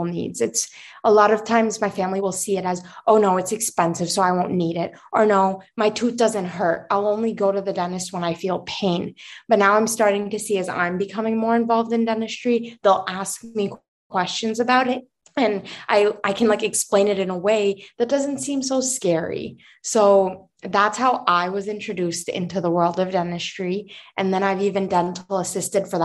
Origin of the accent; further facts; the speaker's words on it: New York City, New York, United States; also born or lived in Virginia; now in New York City, United States; I was born in Manhattan, born and raised